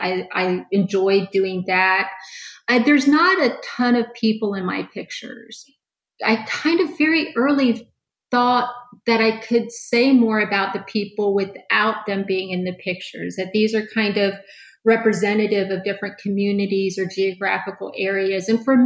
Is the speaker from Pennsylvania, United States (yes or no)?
no; Orlando, Florida, United States; I started taking pictures in my hometown at that time, which was Orlando.